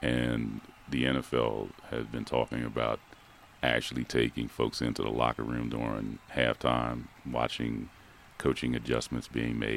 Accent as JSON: {"language": "English", "town": "Philadelphia", "region": "Pennsylvania", "country": "United States", "tie": "born or raised there", "moved": "yes", "lives_now": "Reno, United States", "said": "growing up in Philadelphia, that's where I'm from"}